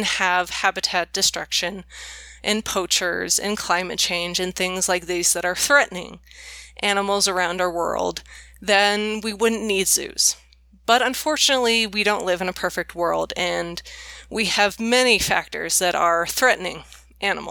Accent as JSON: {"language": "English", "area": "Bay Area", "region": "California", "country": "United States", "tie": "born or raised there", "said": "I grew up in the Bay Area in California"}